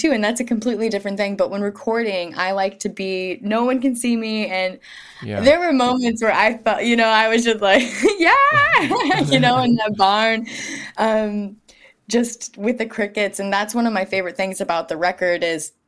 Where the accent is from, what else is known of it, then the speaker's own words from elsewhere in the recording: rural Missouri, United States; moved away as an adult; also born or lived in Topeka, Kansas / Kansas City, Missouri; now in Brooklyn, United States; my hometown and my experience growing up in rural Missouri